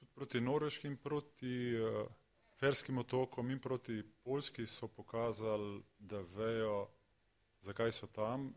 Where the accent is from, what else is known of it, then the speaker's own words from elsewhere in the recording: Slovenia; Slovenci smo uh, zelo zahtevni